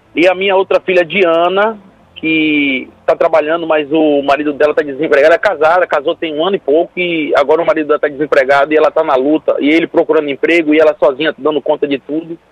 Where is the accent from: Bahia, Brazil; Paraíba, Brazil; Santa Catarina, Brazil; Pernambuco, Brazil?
Bahia, Brazil; Salvador; eu sou de Salvador, Bahia